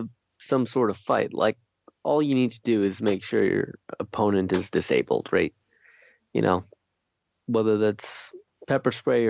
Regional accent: California, United States; also born or lived in Greater Toronto Area, Canada; growing up in the Bay Area in California and then in, you know, the Greater Toronto Area in Canada, like, yeah, hunting and like even just guns for self-defense just kind of isn't a thing.

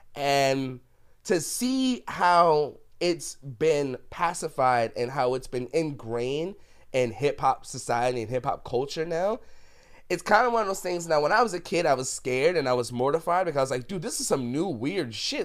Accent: New York City, New York, United States; growing up in the Bronx

